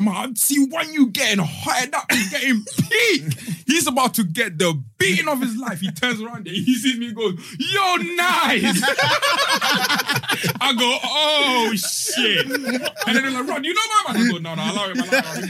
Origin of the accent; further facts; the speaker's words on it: London, United Kingdom; also born or lived in Zimbabwe; I'm not from them. I'm from Southwest. Every one of them is from Southeast. I'm from Strep.